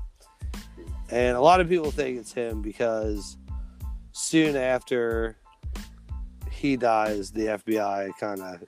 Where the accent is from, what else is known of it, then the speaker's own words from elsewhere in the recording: Midwest, United States; moved away as an adult; now in South Carolina, United States; we're from the Midwest